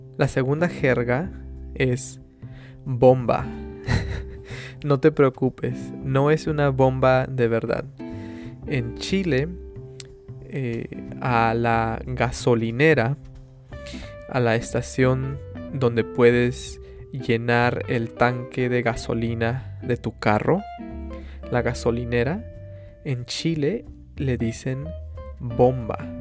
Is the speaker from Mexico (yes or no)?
no; Peru; yo nací, I was born, yo nací en el Perú